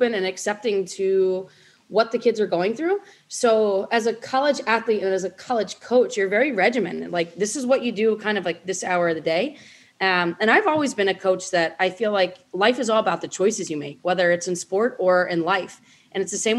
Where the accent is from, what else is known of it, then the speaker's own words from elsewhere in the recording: Linwood, New Jersey, United States; where I was from Linwood, New Jersey.